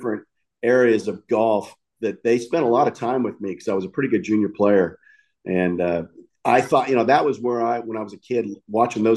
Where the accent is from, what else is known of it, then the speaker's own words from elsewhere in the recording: Napa, California, United States; also born or lived in Sacramento, California; When I was growing up in Napa in 1976